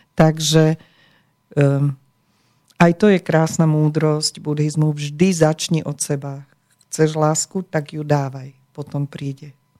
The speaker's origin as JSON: {"language": "Slovak", "country": "Slovakia", "tie": "born or raised there", "said": "my sme sa narodili na Slovensku"}